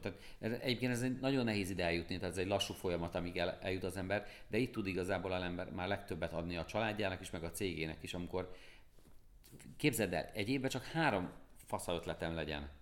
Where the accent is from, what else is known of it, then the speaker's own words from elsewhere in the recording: Pécs, Baranya, Hungary; én Pécsi vagyok, és Pécsről jártam minden hónapban Budapestre föl